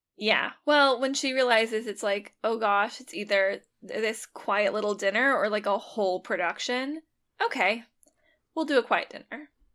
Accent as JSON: {"language": "English", "area": "a suburb of Seattle", "region": "Washington", "country": "United States", "said": "I'm from a suburb of Seattle"}